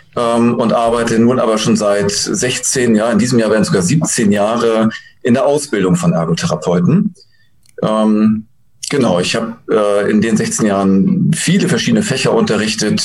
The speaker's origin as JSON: {"language": "German", "country": "Germany"}